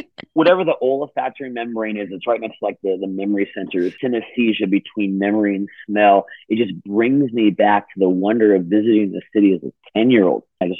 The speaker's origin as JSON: {"language": "English", "town": "Sacramento", "region": "California", "country": "United States", "tie": "born or raised there", "moved": "yes", "lives_now": "New York City, United States", "said": "I grew up in Sacramento."}